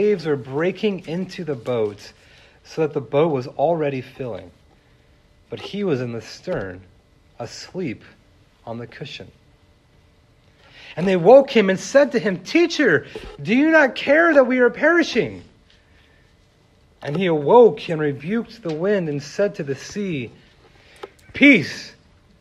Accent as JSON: {"language": "English", "region": "California", "country": "United States", "tie": "born or raised there", "said": "I grew up in California"}